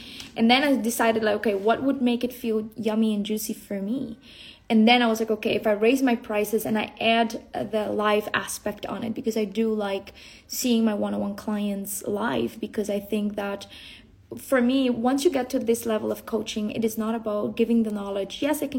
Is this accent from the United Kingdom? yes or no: no; Colombia; born there; coming from the jungle, you know, I was born in the Colombian jungle.